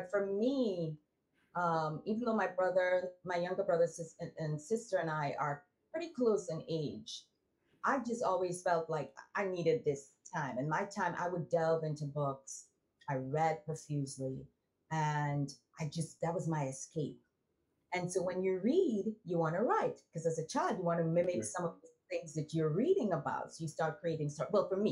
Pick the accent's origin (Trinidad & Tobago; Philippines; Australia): Trinidad & Tobago; moved away as an adult; also born or lived in Barbados / New York; I'm from Trinidad